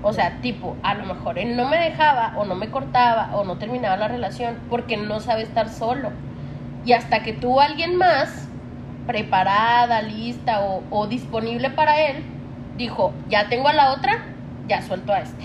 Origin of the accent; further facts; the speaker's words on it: Chihuahua, Mexico; somos de Chihuahua